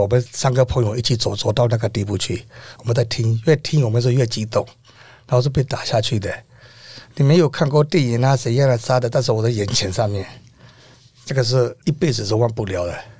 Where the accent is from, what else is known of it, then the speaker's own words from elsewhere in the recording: Myanmar; now in Taiwan; 我现在是五十四岁，我乃是缅甸